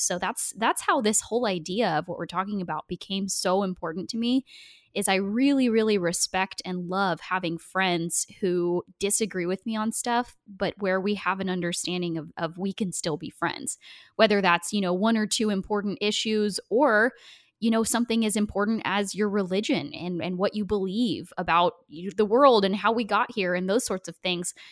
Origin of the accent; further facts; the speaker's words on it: Portland, Oregon, United States; I grew up in Portland, Oregon